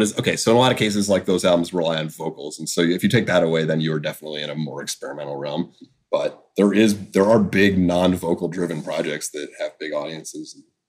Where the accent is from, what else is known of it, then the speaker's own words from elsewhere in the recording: United States; I grew up in America